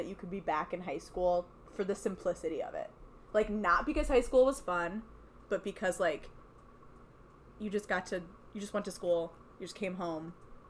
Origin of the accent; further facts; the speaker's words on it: United States; I think I'm kind of desensitized as an American.